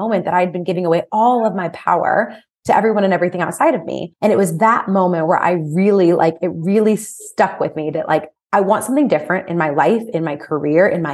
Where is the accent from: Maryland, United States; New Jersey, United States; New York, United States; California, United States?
California, United States; moved away as an adult; also born or lived in Germany / Kentucky; I grew up in California.